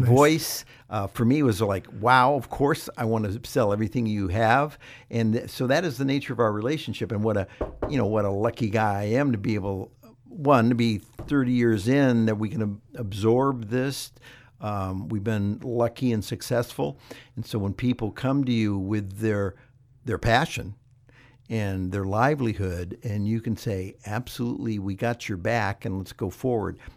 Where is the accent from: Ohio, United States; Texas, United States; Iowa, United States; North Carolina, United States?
Ohio, United States; moved away; I grew up in Ohio